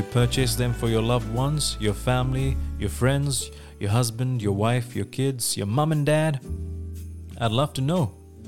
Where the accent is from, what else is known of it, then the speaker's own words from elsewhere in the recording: Bethal Bathim, Goa, India; moved away as an adult; now in United Arab Emirates; I'm from India. I come from Bethal Bathim, a small village in South Goa known for its beautiful church, sunset beach, restaurants, good people, and the culture. But I currently stay here in UAE.